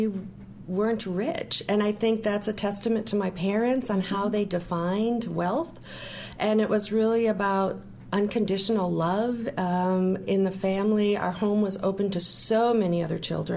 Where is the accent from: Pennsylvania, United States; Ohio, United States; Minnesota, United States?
Minnesota, United States; growing up in Minnesota was a wonderful place to be